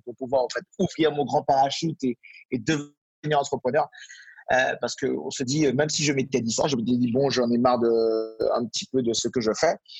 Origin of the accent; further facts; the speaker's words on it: Martinique; moved away; je viens d'une île aussi, donc je viens de Martinique à l'origine